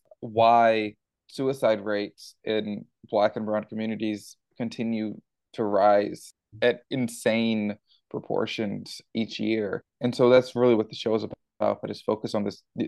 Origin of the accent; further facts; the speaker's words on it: Houston, Texas, United States; growing up in Houston, Texas, and going to high school in Houston, Texas